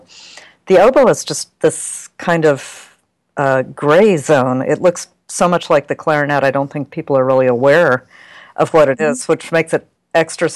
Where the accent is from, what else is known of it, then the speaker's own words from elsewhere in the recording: North Carolina, United States; I'm not from a big city. I'm from a university town in the southern U.S. I'm from North Carolina